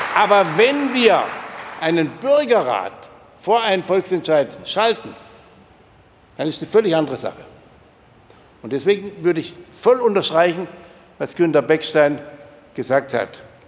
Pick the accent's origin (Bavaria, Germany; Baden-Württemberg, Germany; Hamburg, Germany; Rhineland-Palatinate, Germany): Baden-Württemberg, Germany; near Rottweil; ich komme ja auch aus der Nähe von Rottweil